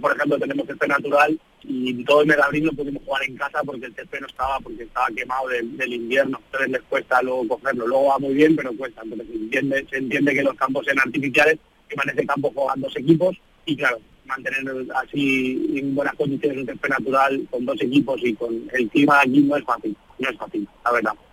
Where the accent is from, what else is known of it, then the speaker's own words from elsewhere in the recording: Spain; moved away; un equipo de mi tierra, de España